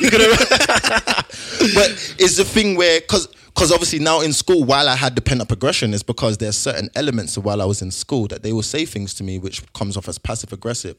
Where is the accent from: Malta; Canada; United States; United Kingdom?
United Kingdom; London; moved away; also born or lived in Hertfordshire; I grew up, I grew up in South London